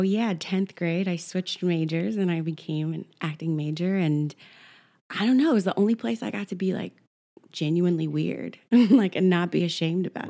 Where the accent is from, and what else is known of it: Oklahoma City, Oklahoma, United States; born or raised there; now in New York, United States